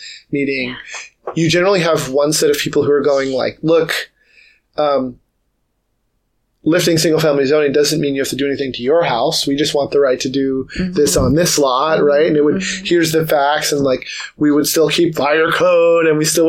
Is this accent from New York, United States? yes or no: yes; New York City, New York, United States; now in Seattle, United States; I'm a New Yorker by birth. I've lived here for years now, but native New Yorker.